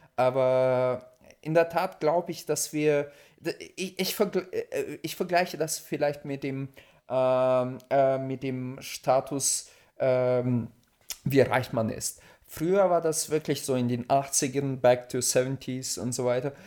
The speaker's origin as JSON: {"language": "German", "country": "Russia", "moved": "yes", "lives_now": "Germany", "said": "ich als Russe"}